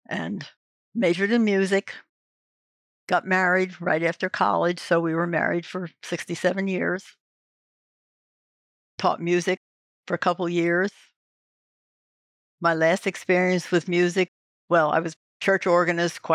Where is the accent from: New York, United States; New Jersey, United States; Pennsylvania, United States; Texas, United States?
New Jersey, United States; I grew up in New Jersey